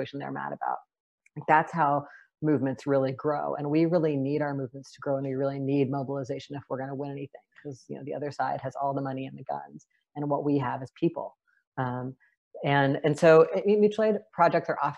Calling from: Seattle, Washington, United States; I am calling in from Duwamish land and also known as Seattle, Washington

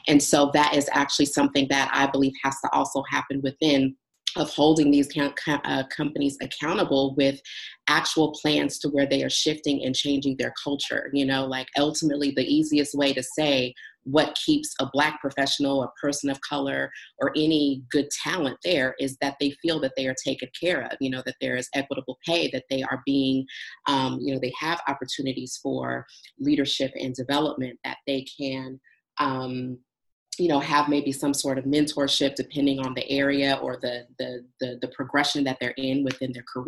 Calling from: Los Angeles, California, United States; I am calling in from Los Angeles

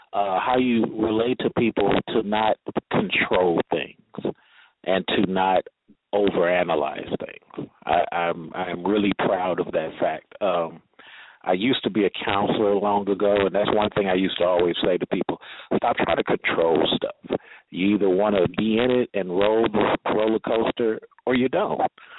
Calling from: Atlanta, Georgia, United States; in Atlanta and calling from Atlanta. And I'm an older black guy. I'm 40.

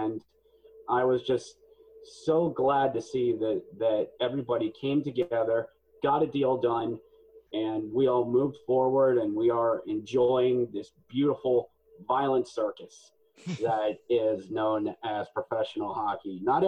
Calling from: Mechanicsburg, Pennsylvania, United States; I'm in Mechanicsburg, Pennsylvania, which is a distant suburb of Harrisburg, Pennsylvania.

